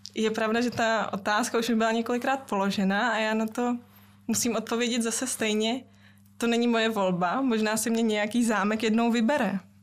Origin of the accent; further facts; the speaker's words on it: Czechia; vyrůstala jsem celý život v České republice, ale eh, maminka mě vychovávala velmi německy. Mm. Doma jsme mluvili výhradně německy